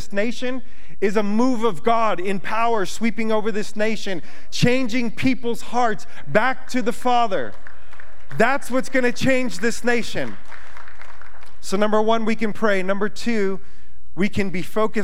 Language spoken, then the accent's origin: English; United States; I'm an American citizen